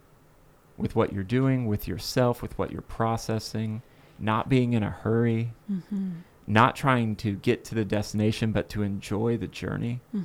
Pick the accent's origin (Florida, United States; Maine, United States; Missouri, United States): Florida, United States; I'm from Florida